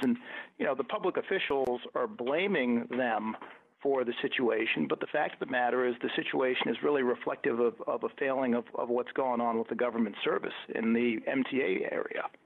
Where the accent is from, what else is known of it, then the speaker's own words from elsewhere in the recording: Buffalo, New York, United States; I grew up upstate in Buffalo in a working class family